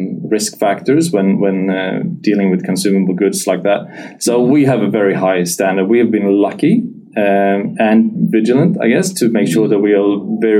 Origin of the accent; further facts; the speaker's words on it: Gothenburg, Västra Götaland, Sweden; moved away as an adult; now in Perth, Australia; we moved back to my hometown, Gothenburg